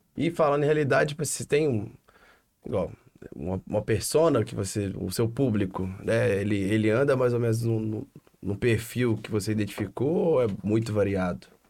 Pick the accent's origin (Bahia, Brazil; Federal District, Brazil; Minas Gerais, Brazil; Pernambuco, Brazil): Minas Gerais, Brazil; Divinópolis; now in Belo Horizonte, Brazil; A gente é de Divinópolis, interior de Minas